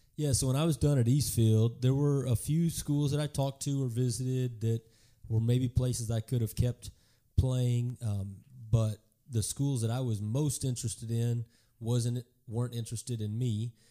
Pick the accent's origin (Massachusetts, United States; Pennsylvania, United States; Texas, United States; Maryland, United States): Texas, United States; Garland; also born or lived in Kansas; I grew up in Garland, uh, on the east side of Dallas